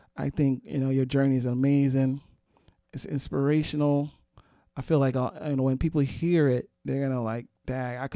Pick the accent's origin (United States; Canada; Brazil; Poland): United States; New York City, New York; moved away; I'm always be a Brooklynite